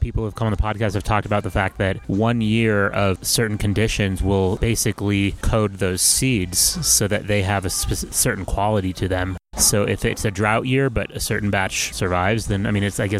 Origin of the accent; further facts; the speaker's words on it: Seattle, Washington, United States; I come from Seattle, and people, there are different things happening and lots of knowledge being shared